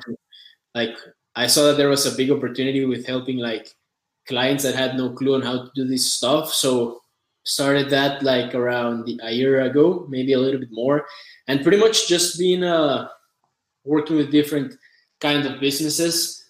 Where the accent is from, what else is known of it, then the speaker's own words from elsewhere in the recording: Costa Rica; I'm from Costa Rica. I've lived here all my life.